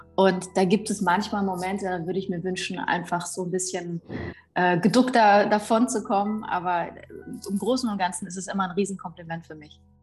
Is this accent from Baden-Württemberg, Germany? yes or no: no; Weimar, Thuringia, Germany; ich bin 84 äh, in Weimar geboren